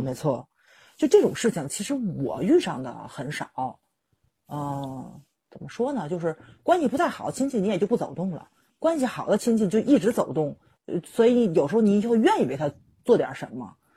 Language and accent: Chinese; Tianjin, China; 我们天津人